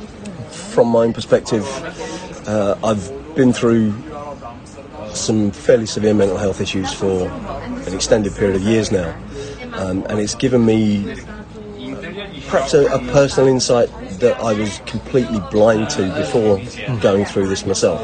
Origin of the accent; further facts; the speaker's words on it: Brighton, South East England, United Kingdom; also born or lived in Walthamstow, London; I was born in London, but my mum and dad had an acrimonious split, and so to get away from him, my mum moved to the south coast when I was even a year old. So, Brighton feels like home to me